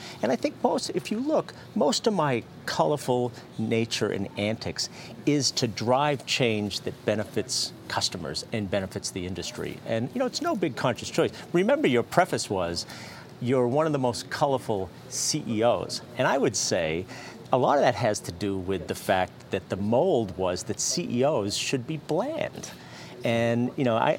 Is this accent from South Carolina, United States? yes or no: no; Fitchburg, Massachusetts, United States; I was born in Fitchburg, Massachusetts.